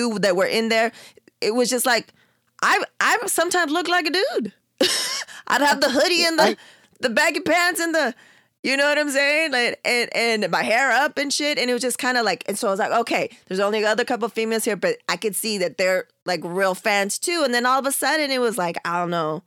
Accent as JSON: {"language": "English", "town": "San Diego", "region": "California", "country": "United States", "also_born_or_lived": "Long Beach", "said": "I'm not born and raised either from LA, I'm from San Diego."}